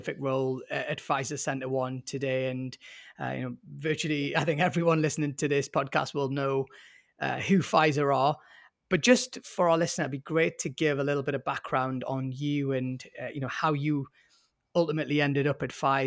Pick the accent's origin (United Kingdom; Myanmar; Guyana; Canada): United Kingdom